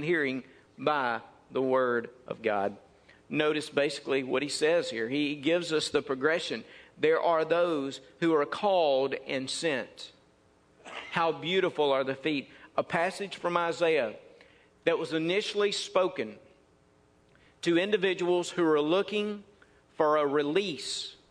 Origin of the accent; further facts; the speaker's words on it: Mississippi, United States; They asked me where I was from, and I said, Mississippi. So they could tell that by my accent